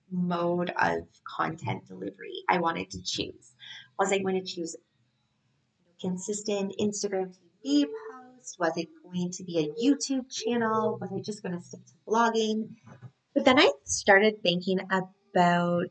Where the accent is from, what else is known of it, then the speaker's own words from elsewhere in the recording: Canada; geographically, I'm Canadian